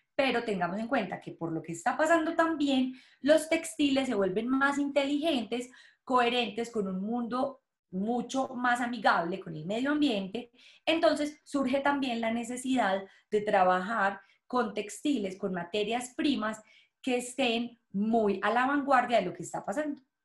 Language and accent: Spanish; Colombia; moved away; yo soy de Colombia